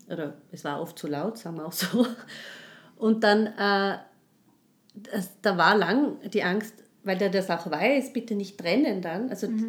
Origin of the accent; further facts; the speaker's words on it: Tyrol, Austria; moved away; ich komme aus Tirol